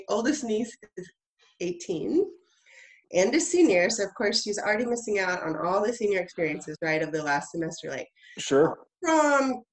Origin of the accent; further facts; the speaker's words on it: Houston, Texas, United States; also born or lived in Chicago / Dallas / San Antonio / Austin; I grew up in Houston.